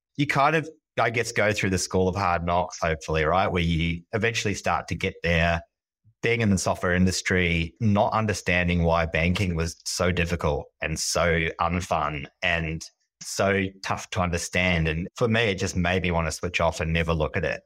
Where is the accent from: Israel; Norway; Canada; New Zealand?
New Zealand; moved away as an adult; now in Sydney, Australia; I am a Kiwi. I grew up in New Zealand and moved to Sydney in my very early twenties.